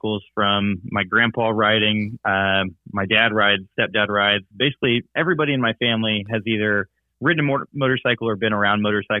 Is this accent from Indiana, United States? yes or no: yes; Indianapolis, Indiana, United States; moved away as an adult; now in Louisville, United States; We are from Indianapolis, Indiana, originally